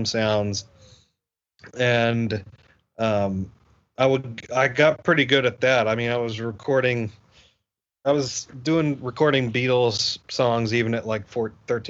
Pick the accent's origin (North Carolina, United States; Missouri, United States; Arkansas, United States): North Carolina, United States; Asheville; we had this festival in my hometown. I'm from Asheville, North Carolina